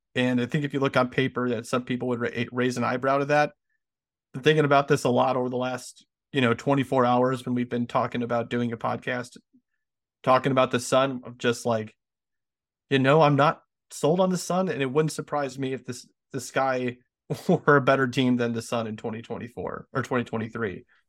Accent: United States

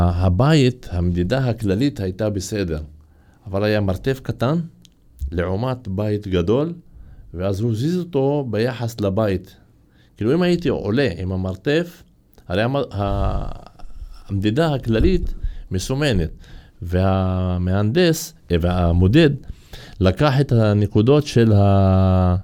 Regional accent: Kafr Qara, Haifa District, Israel; אני מכפר קרא

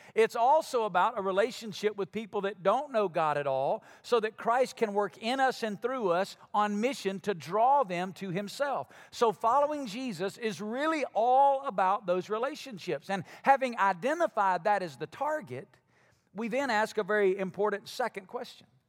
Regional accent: Alabama, United States; moved away; I'm from Alabama

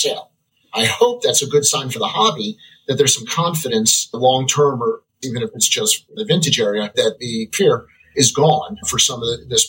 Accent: Baltimore, Maryland, United States; I'm from Baltimore.

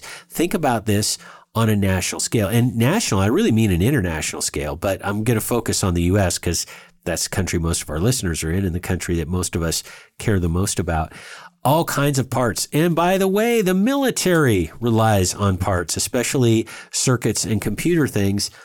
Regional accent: West Coast states, United States; Shelby and I come from West Coast states

